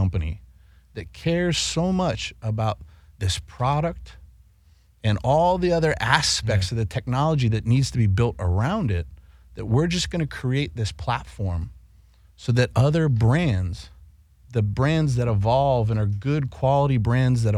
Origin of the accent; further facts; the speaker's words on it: East Coast, United States; I grew up in a house on the East Coast and an Italian household on the East Coast